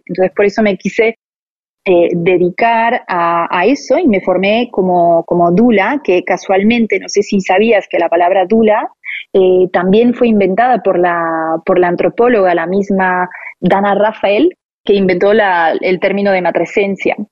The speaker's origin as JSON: {"language": "Spanish", "town": "Paris", "region": "Île-de-France", "country": "France", "tie": "born or raised there", "also_born_or_lived": "Buenos Aires, Argentina", "moved": "as an adult", "lives_now": "Barcelona, Spain"}